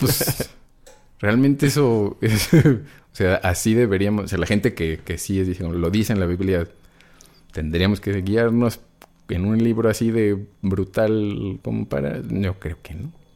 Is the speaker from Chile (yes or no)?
no; Mexico City, Mexico; Yo soy chilango